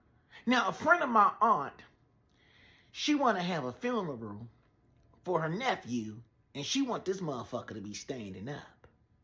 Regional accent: Washington, District of Columbia, United States; I'm from Southeast D.C.

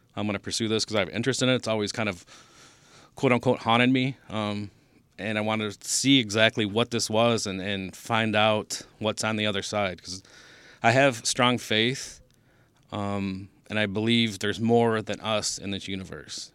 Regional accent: Taylor, Michigan, United States; I grew up in Taylor

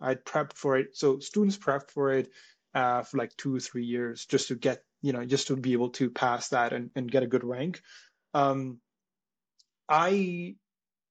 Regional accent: India; moved away as an adult; now in Toronto, Canada; I was born in India. I came to Canada about 7, 8 years ago, right after I did my grade 12 in India.

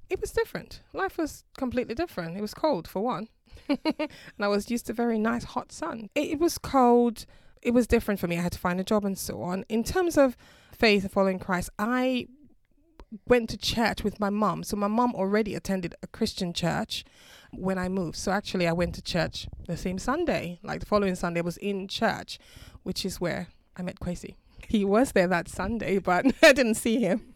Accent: Dominica; now in United Kingdom; I'm originally from the Caribbean, a small island called Dominica

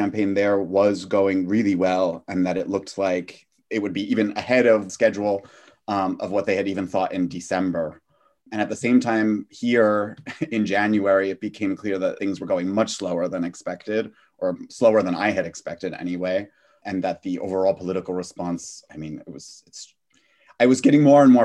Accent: United States; also born or lived in New Jersey; now in Germany; I'm an American citizen

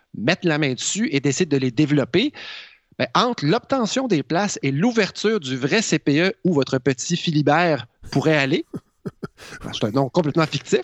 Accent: Quebec, Canada; Je suis un vrai Québécois moyen

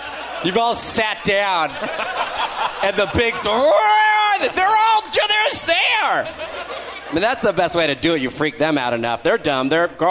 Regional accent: New Jersey, United States; That proves I grew up in Jersey that I can pack dip.

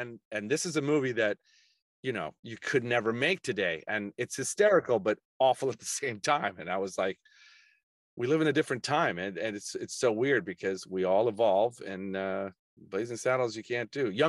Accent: Colombia; also born or lived in Puerto Rico / Venezuela / Hong Kong; I speak fluent Spanish. I was raised in Colombia, Puerto Rico, Venezuela, and then lived in Hong Kong.

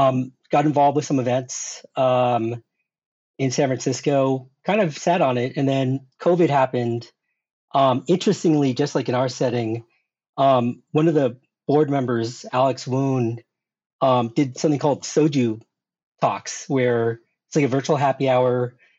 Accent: South Korea; born there; Well, I was born in Korea.

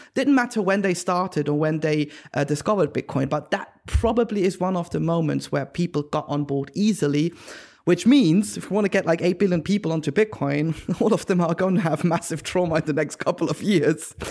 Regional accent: Switzerland; moved away; I am originally from Switzerland, and in the German-speaking area of Europe

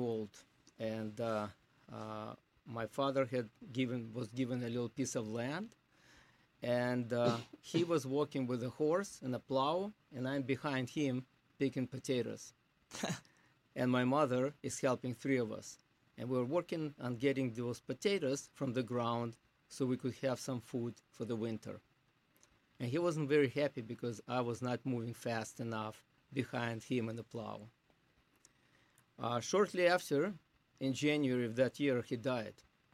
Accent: Zhytomyr, Zhytomyr Oblast, Ukraine; English is a second language; moved away as an adult; now in United States; So I was born in Ukraine, in a little shtetl, Zhytomyr

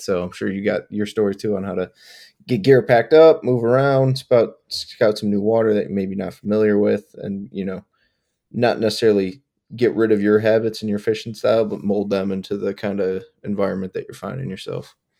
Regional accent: Buffalo, New York, United States; I grew up in Buffalo, New York

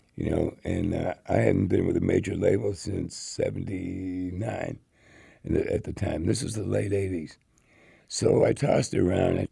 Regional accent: Maywood, Illinois, United States; also born or lived in Melrose Park; when I was growing up out in Maywood and Melrose Park.

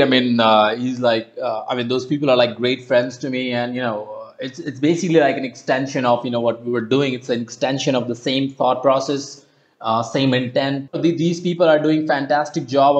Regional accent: Uttarakhand, India; my home state in uttarakhand

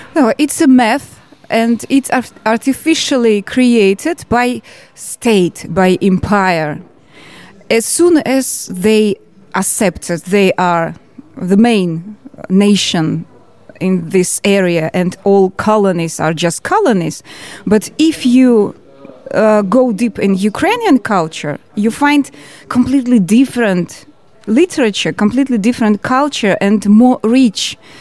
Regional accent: Georgia; accent: Georgian; first language Russian; English is a second language; moved away; also born or lived in St. Petersburg, Russia; I was born in Georgia

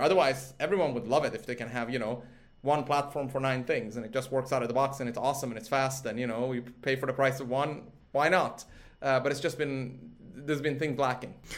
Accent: Sweden; moved away; I grew up in Sweden from a sort of age of uh, four

